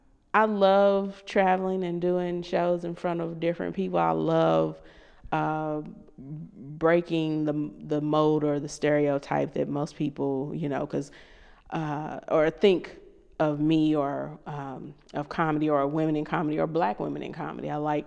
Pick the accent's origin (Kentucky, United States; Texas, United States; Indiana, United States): Kentucky, United States; And I'm from Kentucky.